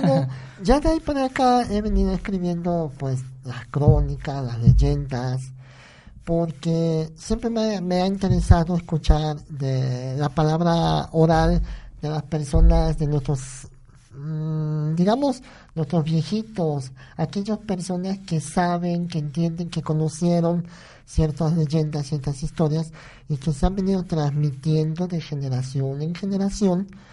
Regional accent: Naolinco, Veracruz, Mexico

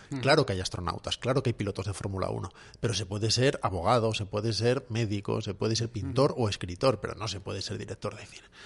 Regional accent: Salamanca, Castile and León, Spain; De Salamanca

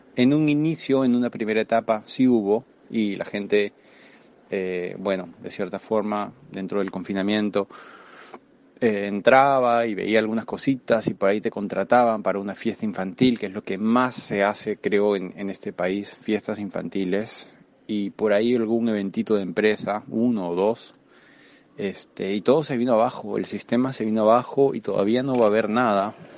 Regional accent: Lima, Peru

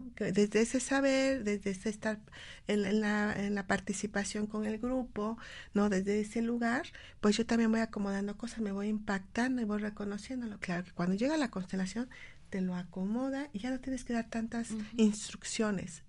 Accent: Mexico; nosotros como mexicanos

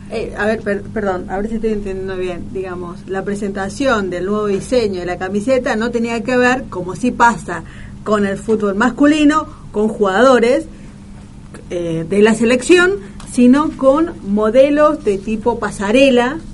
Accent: Formosa, Argentina; now in Buenos Aires, Argentina; yo soy de Formosa

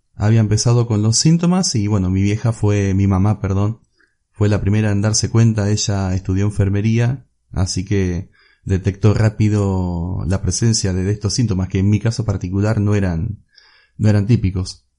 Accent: Olavarría, Buenos Aires Province, Argentina; soy de Olavarría, Argentina

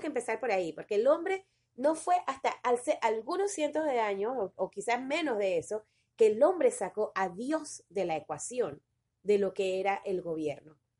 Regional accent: Panama; nosotros ahora como panameños, como ciudadanos de este país

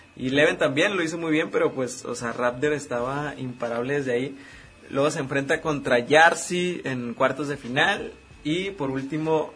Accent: Mexico; como mexicanos que estamos orgullosos aquí

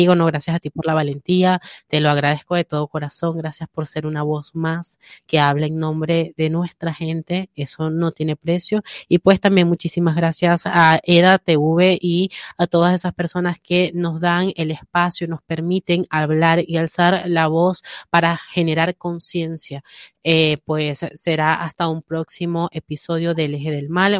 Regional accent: Venezuela; now in Madrid, Spain; a los venezolanos nos están quitando el derecho de solicitar eh, protección internacional porque venimos de un país sumergido

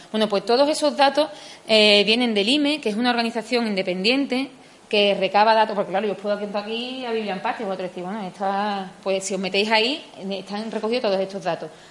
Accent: Spain

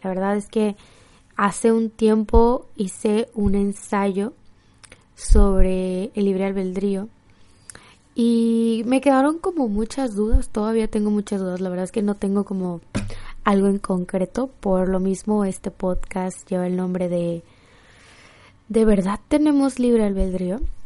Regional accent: Mexico; soy mexicana, amo México, amo Tijuana

